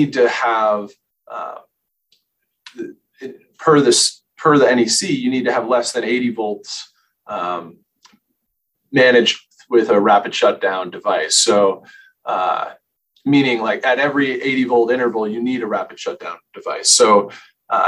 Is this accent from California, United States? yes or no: no; Bridgeport, Connecticut, United States; moved away as an adult; now in Boulder, United States; I was born in Bridgeport, Connecticut.